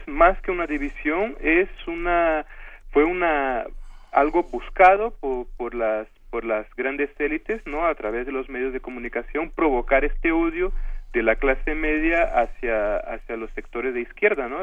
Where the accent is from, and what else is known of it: Brazil